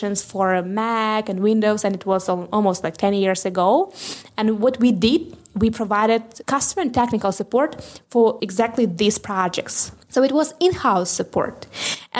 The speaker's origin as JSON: {"language": "English", "country": "Ukraine", "said": "I'm from Ukraine"}